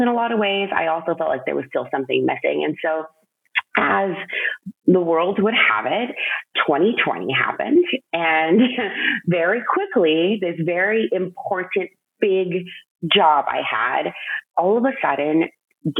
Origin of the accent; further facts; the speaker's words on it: United States; first generation Mexican American